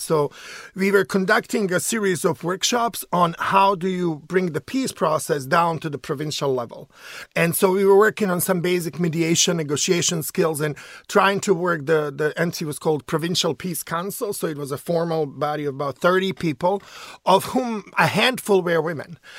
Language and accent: English; Sarajevo, Federation of Bosnia and Herzegovina, Bosnia & Herzegovina; now in United States; I'm from Sarajevo, which is the capital city of Bosnia